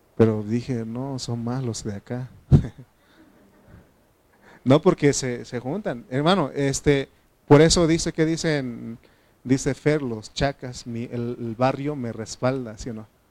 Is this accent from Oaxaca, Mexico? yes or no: yes; Oaxaca, Mexico; now in State of Mexico, Mexico; soy de Oaxaca